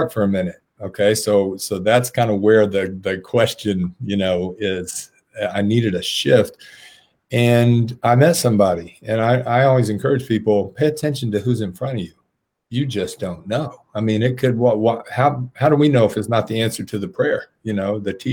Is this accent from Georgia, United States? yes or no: yes; south Cobb County, Georgia, United States; I grew up on the south side of Cobb County